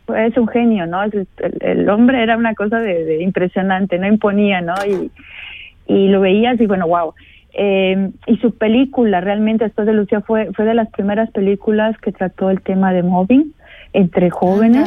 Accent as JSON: {"language": "Spanish", "country": "Mexico", "moved": "yes", "lives_now": "St. Gallen, Switzerland", "said": "yo como buena mexicana"}